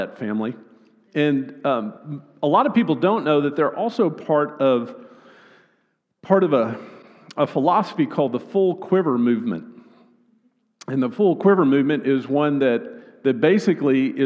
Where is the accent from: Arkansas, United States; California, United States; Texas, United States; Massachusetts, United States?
Arkansas, United States; Northwest; I'm from Northwest Arkansas